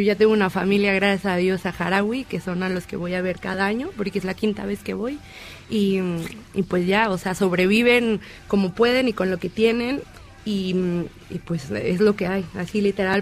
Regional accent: Mexico; nosotros como mexicanos

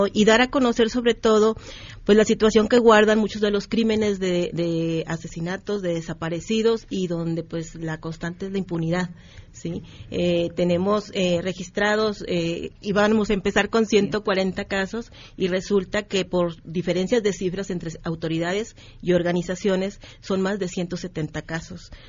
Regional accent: Nuevo León, Mexico; moved away; also born or lived in Coahuila; Yo soy originaria de Nuevo León, pero trabajo mucho, desde hace mucho tiempo en Coahuila.

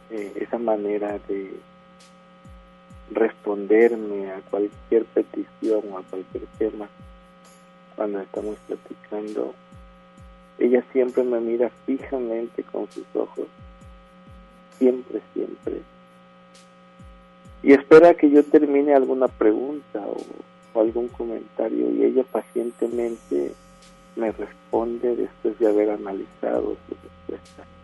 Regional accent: Villahermosa, Tabasco, Mexico; now in Monterrey, Mexico; De aquí, de Monterrey, soy originario de Villahermosa, Tabasco.

